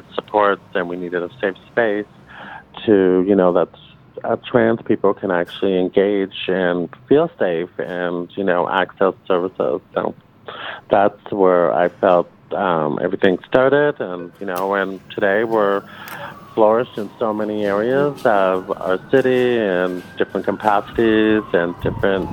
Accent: Toronto, Ontario, Canada; Born and raised in Toronto.

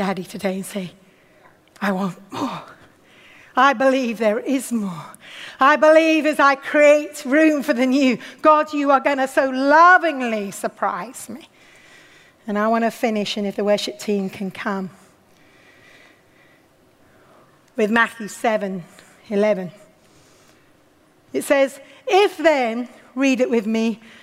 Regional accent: United Kingdom; also born or lived in Watford / Oxford; Our culture makes us very cautious of excesses, especially as British

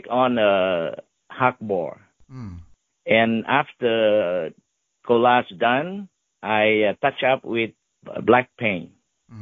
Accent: Ho Chi Minh City, Vietnam; English is a second language; moved away as an adult; now in United States; I learned English a lot when I was in Saigon

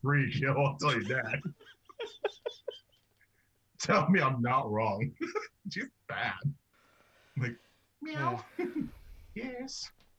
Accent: Toronto, Ontario, Canada; moved away; also born or lived in United States; I was born in Scarborough, then moved to the U.S.

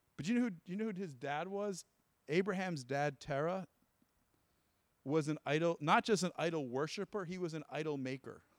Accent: New Jersey, United States; I'm from Jersey

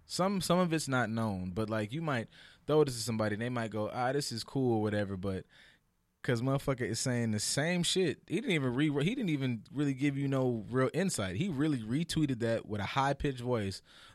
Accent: Texas, United States; I'm from Texas, goddamn it, to Florida.

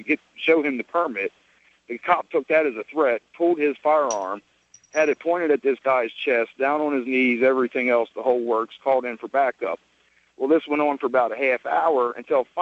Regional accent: Maryland, United States; I grew up in Maryland

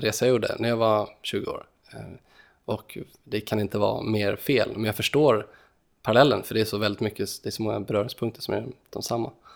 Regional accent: Sweden; vi som svenskar

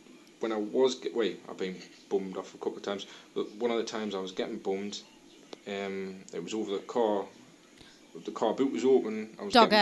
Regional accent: Washington, North East England, United Kingdom; accent: Mackem Geordie; I'm actually from a town in between Sunderland and Newcastle called Washington

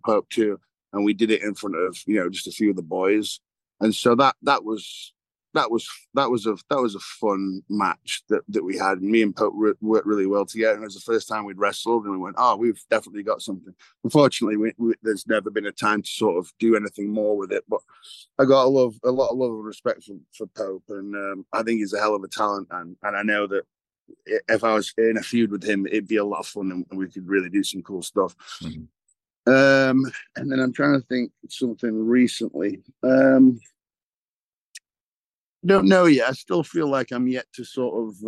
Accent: England, United Kingdom; moved away; we're obviously born and raised in England

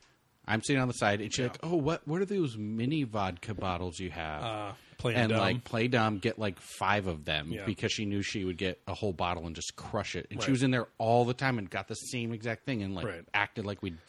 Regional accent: Southern United States, United States; Now we're from the South.

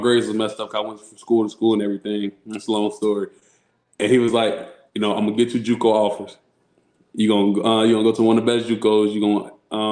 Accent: Chicago, Illinois, United States; also born or lived in Rockford, Illinois; I grew up in Chicago, so a lot of guys from Chicago that I grew up

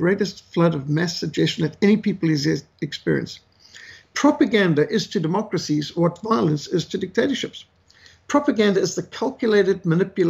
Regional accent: Zimbabwe; I was brought up in Rhodesia, a country at war

